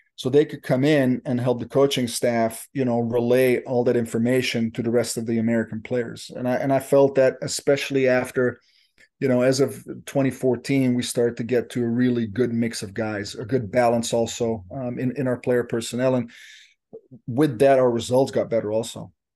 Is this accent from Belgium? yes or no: yes; Belgium; moved away as an adult; I'm from Belgium originally